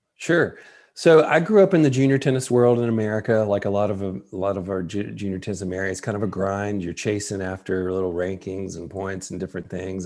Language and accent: English; West Tennessee, United States; moved away; I'm from West Tennessee